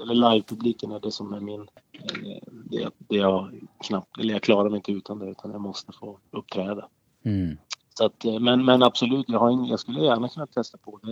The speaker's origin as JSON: {"language": "Swedish", "town": "Boden", "region": "Norrbotten County", "country": "Sweden", "tie": "born or raised there", "moved": "yes", "lives_now": "Skellefteå, Sweden", "said": "min uppväxt uppe i Boden och inbyn där jag kommer ifrån"}